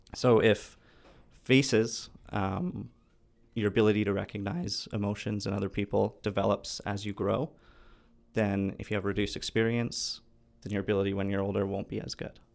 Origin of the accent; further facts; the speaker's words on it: Vancouver, British Columbia, Canada; I'm from Vancouver.